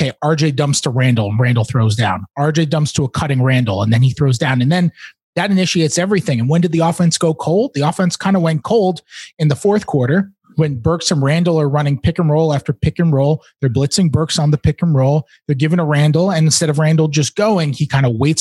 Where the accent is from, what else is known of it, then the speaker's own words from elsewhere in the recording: New York, United States; I didn't even grow up a Knicks fan, but I am from New York